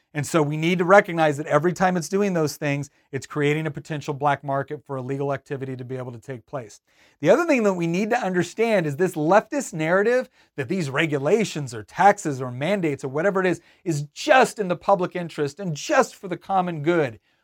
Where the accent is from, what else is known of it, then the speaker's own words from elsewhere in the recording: Northern California, United States; moved away; also born or lived in Virginia; I grew up in Northern California.